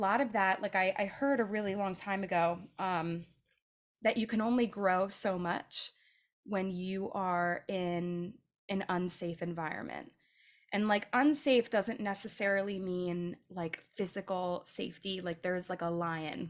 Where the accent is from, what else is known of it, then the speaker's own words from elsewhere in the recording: right outside of Philadelphia, Pennsylvania, United States; I grew up right outside of Philadelphia